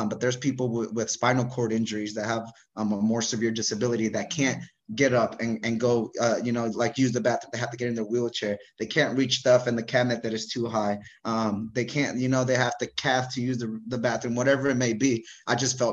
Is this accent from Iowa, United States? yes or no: no; Bay Area, California, United States; I'm from the Bay Area